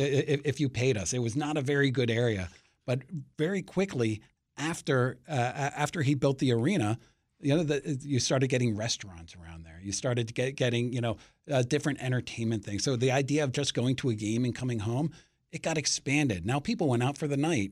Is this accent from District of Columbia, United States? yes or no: yes; Washington, District of Columbia, United States; I'm a local, uh, local kid, so I grew up in D C, one of the D C natives